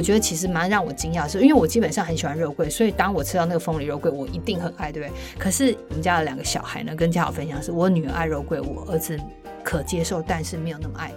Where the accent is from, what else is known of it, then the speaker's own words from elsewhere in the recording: Taiwan; 我们台湾人